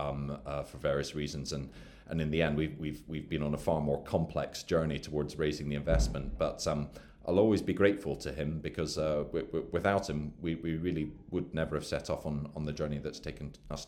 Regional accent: Edinburgh, Scotland, United Kingdom; moved away as an adult; also born or lived in London; I grew up in Edinburgh, and then went away to university in London

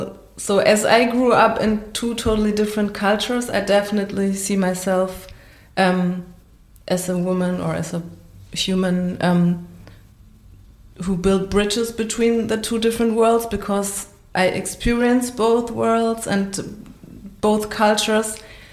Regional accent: Germany; I grew up in Germany, that I have a German passport

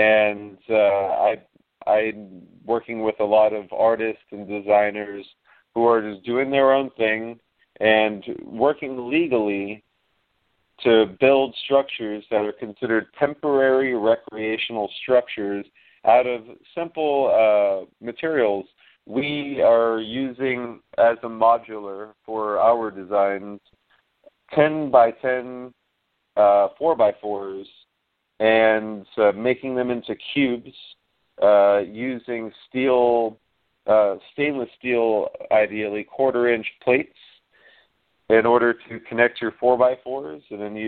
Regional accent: Miami, Florida, United States; We grew up together in Miami. It was just by luck we ended up here in Central Florida together, working together on this new chapter.

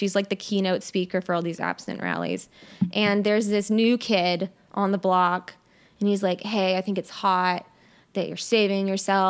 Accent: Mississippi, United States; So we grew up in very different places. Mm-hmm. I am from South Mississippi.

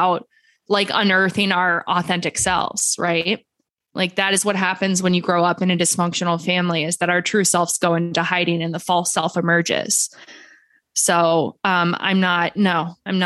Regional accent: Philadelphia, Pennsylvania, United States; moved away; I'm from Philly originally

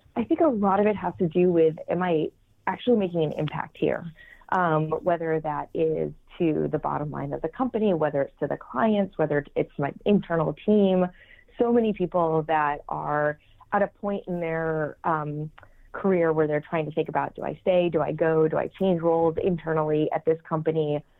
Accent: New England, United States; now in New York City, United States; I uh, currently live in New York City. We've been here for about nine years, though I'm originally from New England.

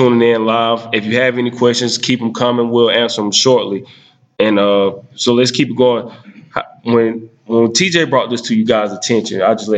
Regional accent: Jonesville, South Carolina, United States; I'm from Jonesville

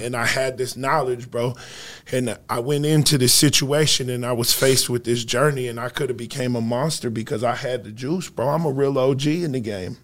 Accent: Sioux Falls, South Dakota, United States; also born or lived in Rapid City, South Dakota; I'm from Sioux Falls, South Dakota, man, heart of the city. Uh, I grew up a few blocks away from where I operate my business

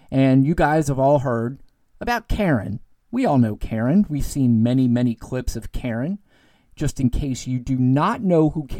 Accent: United States

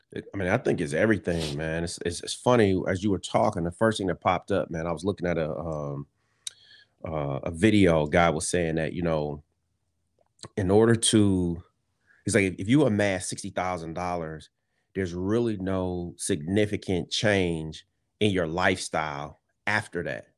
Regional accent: Detroit, Michigan, United States; we grew up in Detroit

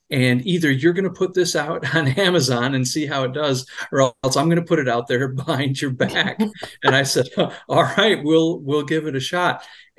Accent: Michigan, United States; I was born and raised in Michigan

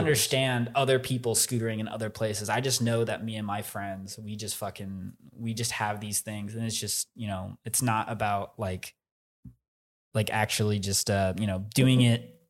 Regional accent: Plano, Texas, United States; I'm from Plano, Texas

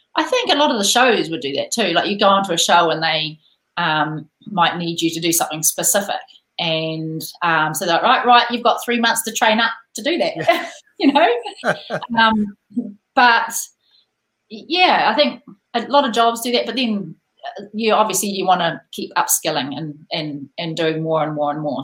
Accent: New Zealand; born or raised there

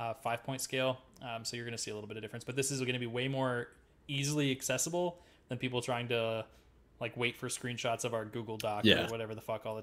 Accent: Midwest, United States; I'm from the Midwest.

